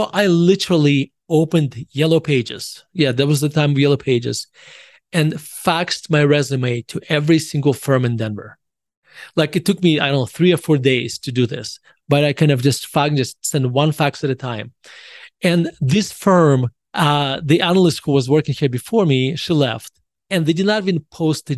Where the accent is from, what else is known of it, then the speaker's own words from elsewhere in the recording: Russia; moved away as an adult; now in United States; I was born in Russia and I moved to the United States in 1991. I was 18 years old